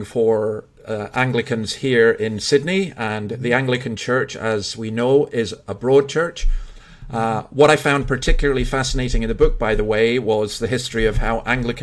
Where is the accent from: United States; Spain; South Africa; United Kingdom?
United Kingdom; Scotland; as a Scotsman